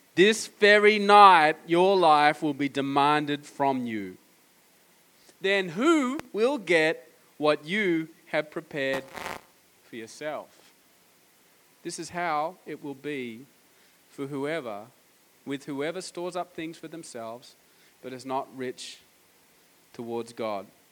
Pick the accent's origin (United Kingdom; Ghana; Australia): Australia; I'm from Australia